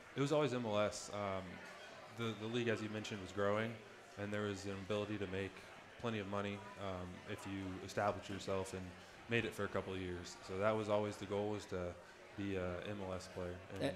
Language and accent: English; Plano, Texas, United States; also born or lived in St. Louis, Missouri; I was born in St. Louis, Missouri, but I moved to Plano um, before I turned one